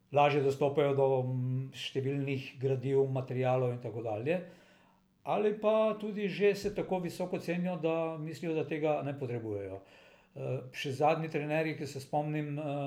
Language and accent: Slovenian; Slovenia